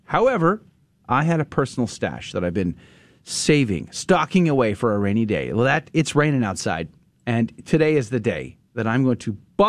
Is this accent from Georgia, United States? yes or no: no; San Antonio, Texas, United States; San Antonio is famous for other reasons besides me having gone to high school there and being the 10th grade history student of the year at Judson High School.